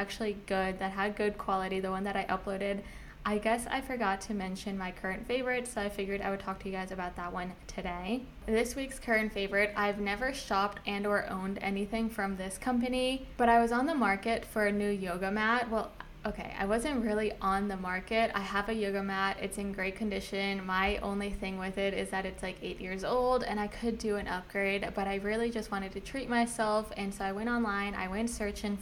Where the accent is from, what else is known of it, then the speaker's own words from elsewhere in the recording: Virginia, United States; moved away as an adult; now in Miami, United States; I was born and raised in Virginia